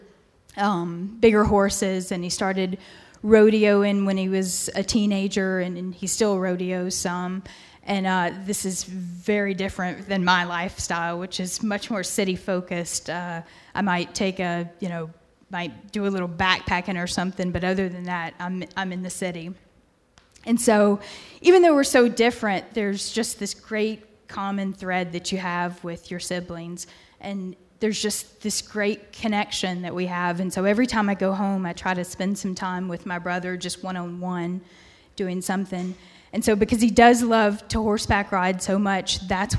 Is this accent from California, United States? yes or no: no; Memphis, Tennessee, United States; moved away as an adult; now in Virginia, United States; I'm from Memphis originally